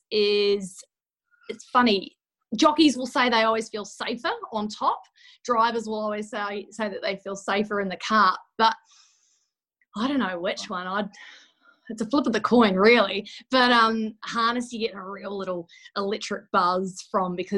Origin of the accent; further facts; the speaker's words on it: Christchurch, Canterbury, New Zealand; moved away as an adult; now in Sydney, Australia; from Christchurch, New Zealand, a little small town girl who's just battling away in the big smoke of Sydney.